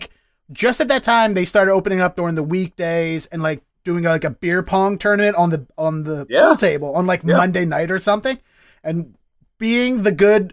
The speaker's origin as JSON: {"language": "English", "town": "Dundalk", "region": "Maryland", "country": "United States", "tie": "born or raised there", "accent": "Baltimore", "moved": "yes", "lives_now": "Boston, United States", "said": "I grew up in Dundalk, which is technically the county, but it's a very urbanized county location."}